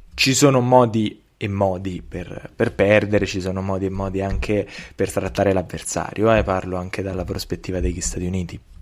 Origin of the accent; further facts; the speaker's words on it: Italy; in qualità di italiani